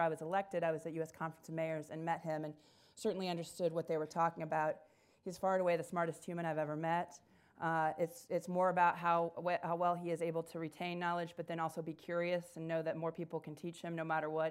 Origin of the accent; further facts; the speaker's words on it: Indiana, United States; now in Dayton, United States; I'm originally from Indiana